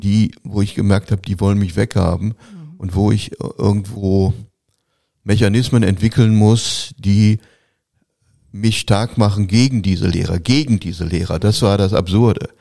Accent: Gelsenkirchen, North Rhine-Westphalia, Germany; Ich komme aus Gelsenkirchen, ich komme aus einer Arbeiterfamilie

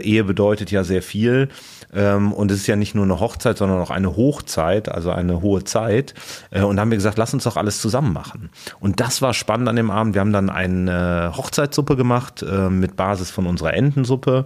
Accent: Cologne, North Rhine-Westphalia, Germany; now in Berlin, Germany; ich als gebürtiger Kölner

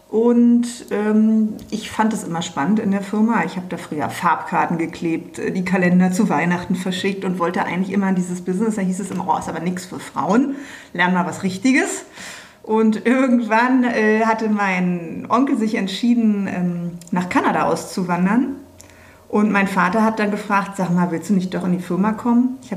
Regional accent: Berlin, Germany; ich bin ja echte Berlinerin, genau wie du. Man ist hier aufgewachsen, man war hier auf mindestens zwei Schulen.

